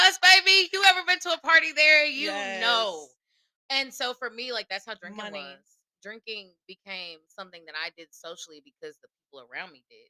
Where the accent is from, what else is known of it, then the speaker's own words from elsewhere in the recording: Nashville, Tennessee, United States; from Nashville, born and raised, like Northeast side